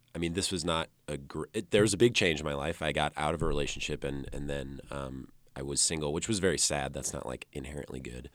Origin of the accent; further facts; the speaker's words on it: Dixon, Illinois, United States; two hours west of Chicago. I grew up in Dixon, Illinois.